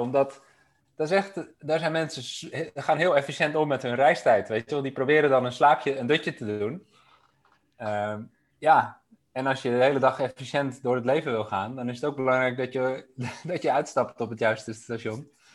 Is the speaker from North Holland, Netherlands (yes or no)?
yes; Amsterdam, North Holland, Netherlands; moved away as an adult; also born or lived in Delft; Ik kwam zelf uit Amsterdam.